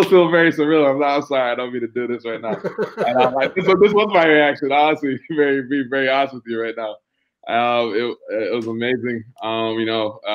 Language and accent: English; New York, United States; growing up in New York